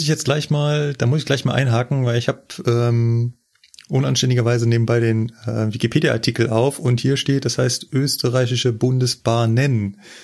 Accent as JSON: {"language": "German", "country": "Germany", "said": "bei uns in Deutschland"}